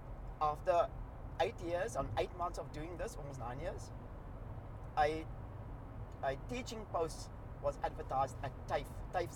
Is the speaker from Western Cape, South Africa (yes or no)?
yes; Cape Town, Western Cape, South Africa; accent: South African; Cape Flats; first language Cape Flats linguistic style (mixture of Afrikaans, English and Malay words); English is a second language; moved away as an adult; now in Australia; I'm from Cape Town